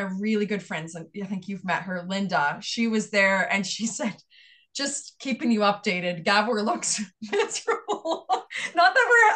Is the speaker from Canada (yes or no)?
yes; just outside of Fredericton, New Brunswick, Canada; first language English; also born or lived in Montreal / London; now in Halifax, Canada; my hometown of just outside of Fredericton, New Brunswick